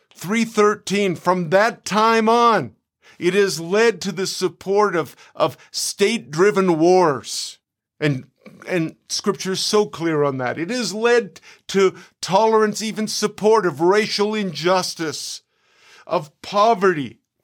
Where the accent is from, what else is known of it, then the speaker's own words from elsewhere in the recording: Canada; moved away as an adult; now in United States; I live in America nearly eight years, but I'm a Canadian